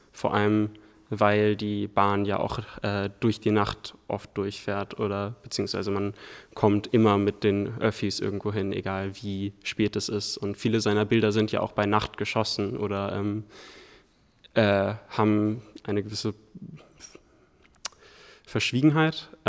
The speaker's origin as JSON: {"language": "German", "region": "Hamburg", "country": "Germany", "said": "Ähm, ich komme aus Hamburg"}